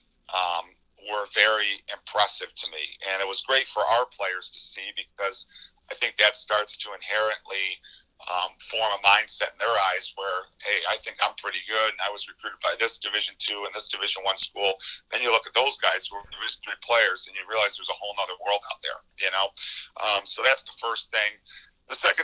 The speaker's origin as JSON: {"language": "English", "town": "Syracuse", "region": "New York", "country": "United States", "tie": "born or raised there", "said": "I grew up in Syracuse"}